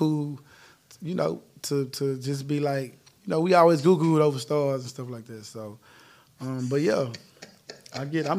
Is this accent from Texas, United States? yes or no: yes; Houston, Texas, United States; I'm from Fifth Ward. My parents from Acres Home.